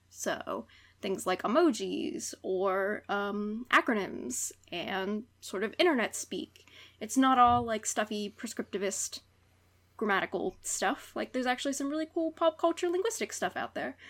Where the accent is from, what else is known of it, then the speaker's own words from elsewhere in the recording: West Virginia, United States; moved away; back in the homeland. Dub V